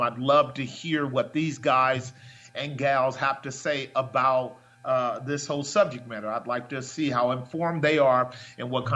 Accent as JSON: {"language": "English", "country": "United States", "said": "I'm an American"}